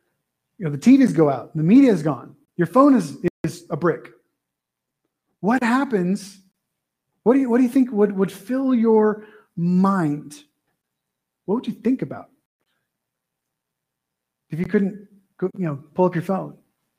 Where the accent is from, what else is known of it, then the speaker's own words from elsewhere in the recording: California, United States; born there; also born or lived in Texas / Wyoming / Idaho; Well, I was born in Southern California, and I don't usually have been to that in Montana. That doesn't usually go well. Oh, you're one of those Californians. Then I went to Texas and got healed a little bit. And then I moved to Wyoming, then Idaho